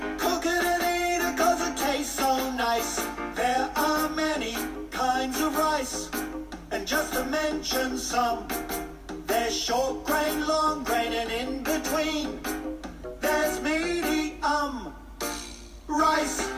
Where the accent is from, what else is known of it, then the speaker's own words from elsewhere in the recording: China; 作为一个中国人